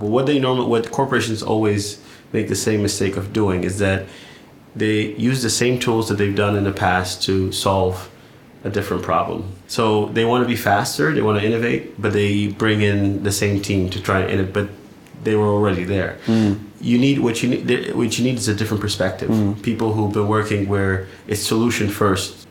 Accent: California, United States; moved away as an adult; also born or lived in London; now in Berlin, Germany; I'm from California

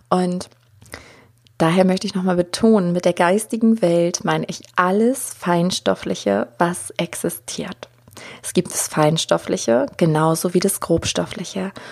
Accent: Germany; ich bin ja auch hier aufgewachsen in Deutschland, in diesem Umfeld und keiner von denen, die mich umgeben haben, ähm, wusste irgendwas von Hellsinn.

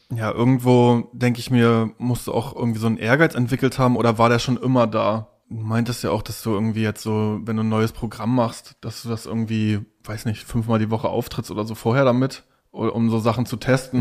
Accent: Stralsund, Mecklenburg-Vorpommern, Germany; im Plattenbauviertel Knieperwest. Da bin ich aufgewachsen in Stralsund

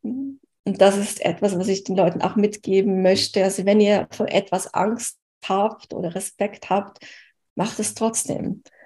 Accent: Switzerland; aus der Schweiz, wo ich her bin

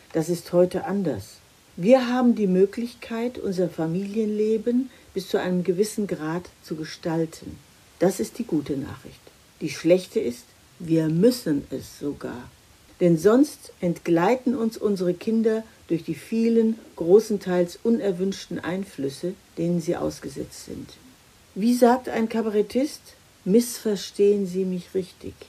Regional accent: Germany; bei uns in Deutschland

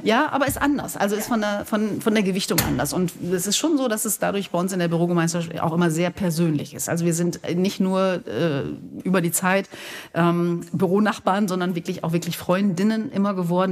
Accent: Gescher, North Rhine-Westphalia, Germany; Bei uns in Gescher, in dem Ort, wo ich wohne und herkomme, gibt es eine Glockengießerei

